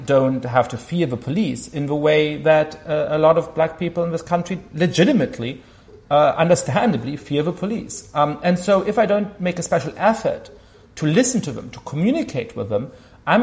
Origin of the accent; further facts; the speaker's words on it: Germany; moved away; I grew up Jewish in Germany